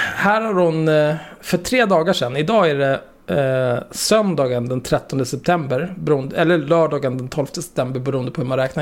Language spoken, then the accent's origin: Swedish; Stockholm, Stockholm County, Sweden; där jag växte upp, eh, Lundagatan 50, vid Zinkensdamm